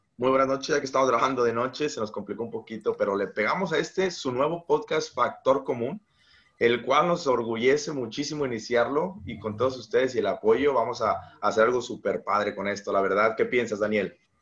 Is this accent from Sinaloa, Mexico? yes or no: yes; Mazatlán, Sinaloa, Mexico; also born or lived in Aguascalientes; Yo soy originario de Mazatlán, Sinaloa